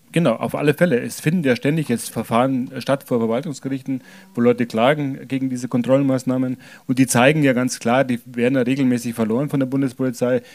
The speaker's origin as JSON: {"language": "German", "country": "Germany", "tie": "born or raised there", "said": "Ich bin jetzt hier geboren, aufgewachsen, hatte nie eine andere Staatsbürgerschaft"}